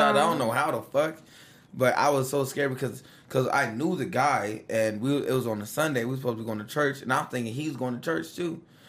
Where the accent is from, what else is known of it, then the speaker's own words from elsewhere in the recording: California, United States; when I'm from California, right? And I was from the ghetto, like, Pueblo thing.